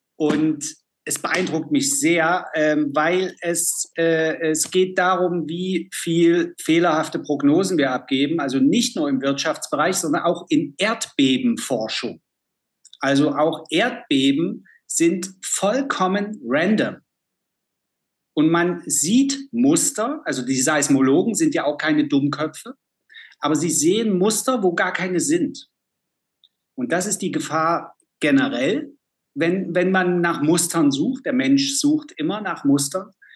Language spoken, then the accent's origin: German; East Germany, Germany; Ich bin ja aus dem Osten